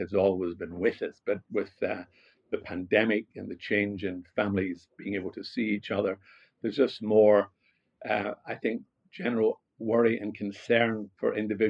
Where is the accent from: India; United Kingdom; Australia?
United Kingdom; Glasgow, Scotland; accent: Scottish; No, not at all. I come from Glasgow. I don't know if I've lost my Scottish accent. I think I have.